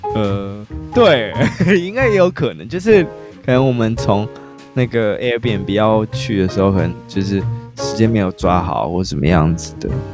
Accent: Taiwan; 可能是因为我是台湾人

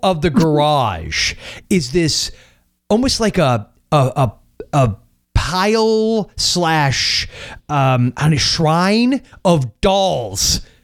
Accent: St. Petersburg, Florida, United States; I was born in St. Petersburg

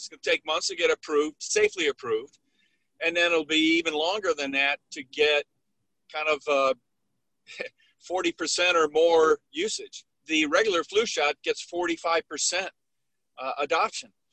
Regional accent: Midwest, United States; I grew up in the Midwest where I lived through snow and ice storms

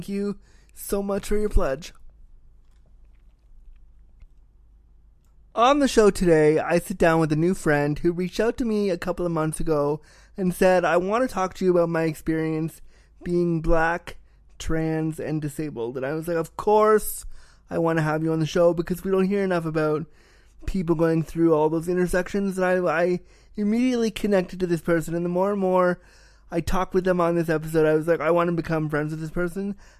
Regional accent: California, United States; now in Toronto, Canada; I was born in Cali. I was born there

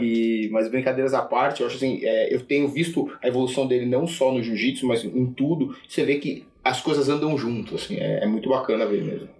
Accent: Sorocaba, São Paulo, Brazil; eu tive uma, uma, uma infância é, longe de São Paulo, longe do centro financeiro. Eu sou, sou de Sorocaba

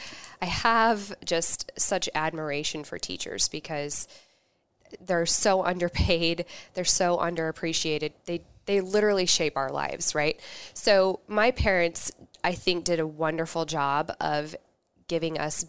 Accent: Kearney, Nebraska, United States; also born or lived in Lincoln, Nebraska / Omaha, Nebraska; I grew up in Kearney, K-Town

